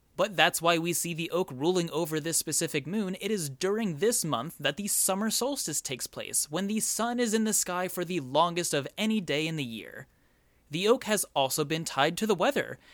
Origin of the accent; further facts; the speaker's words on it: United States; I am from the United States